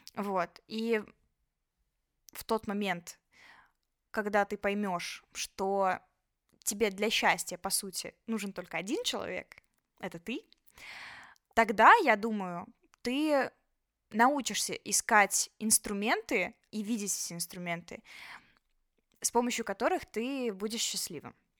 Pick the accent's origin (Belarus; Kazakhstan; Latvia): Belarus; moved away as an adult; now in Georgia; мы же белорусы